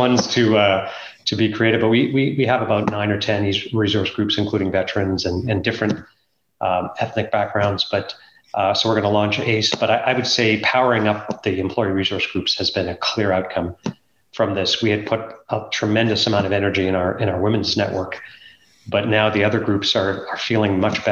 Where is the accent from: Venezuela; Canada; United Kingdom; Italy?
Canada; growing up in Canada, or let's call it America, because Canada's not that different culturally than the United States, because I grew up here